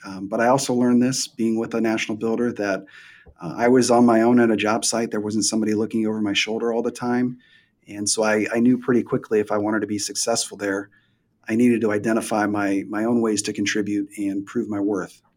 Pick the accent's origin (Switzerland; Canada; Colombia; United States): United States; Midwest; moved away as an adult; also born or lived in Tampa Bay, Florida; now in Columbus, Ohio, United States; I'm from the Midwest, so they moved me back to the Midwest